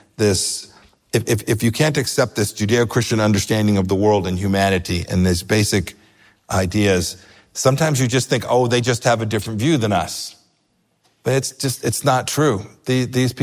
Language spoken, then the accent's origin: English; Southern California, United States; moved away as an adult; I grew up in Southern California.